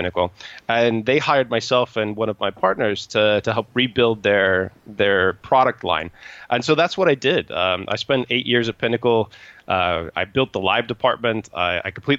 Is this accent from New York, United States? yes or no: no; Indiana, United States; moved away; also born or lived in Chicago suburbs, Illinois / Oklahoma; the area that I grew up in the US, I'm 41 now, mm-hmm. and we didn't have very much soccer or almost any accessible soccer when my parents sort of moved kind of out of the Chicago suburbs and down into farmland, Indiana.